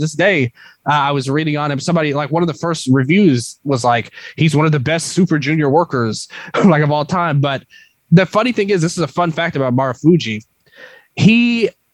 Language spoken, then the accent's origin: English; United States; I'm from America